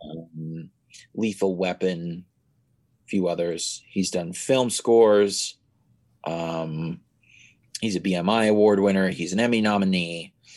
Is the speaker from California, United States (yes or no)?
yes; San Francisco, California, United States; I'm from San Francisco